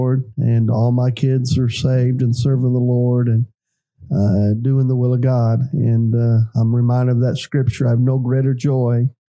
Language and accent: English; Creston, Illinois, United States; now in East Prairie, United States; I was born in Creston, Illinois in 1966